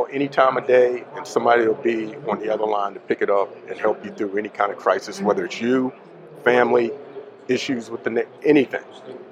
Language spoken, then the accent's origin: English; Poolesville, Maryland, United States; now in Gettysburg, United States; where I grew up in Poolsville